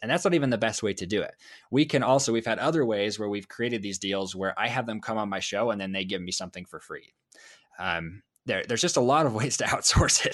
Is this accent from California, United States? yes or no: no; Idaho, United States; I'm from Idaho.